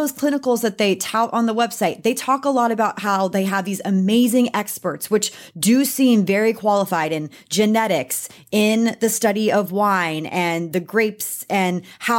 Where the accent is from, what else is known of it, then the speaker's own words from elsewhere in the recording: Texas, United States; I'm a Texan